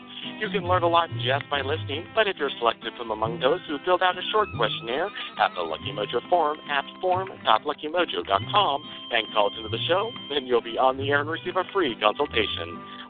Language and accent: English; Nebraska, United States; born or raised there